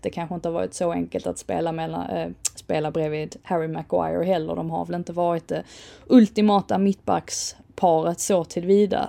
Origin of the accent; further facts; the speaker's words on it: England, United Kingdom; som engelsman och engelsk fotbollssupporter